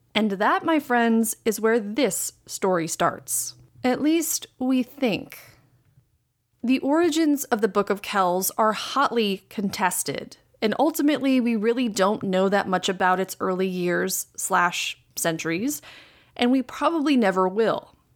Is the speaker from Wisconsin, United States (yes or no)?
yes; Green Bay, Wisconsin, United States; my hometown of Green Bay, Wisconsin